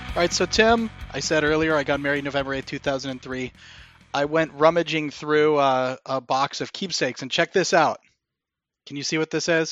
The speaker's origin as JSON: {"language": "English", "town": "Morgantown", "region": "West Virginia", "country": "United States", "tie": "born or raised there", "also_born_or_lived": "Ann Arbor, Michigan", "moved": "yes", "said": "in my hometown of Morgantown, West Virginia"}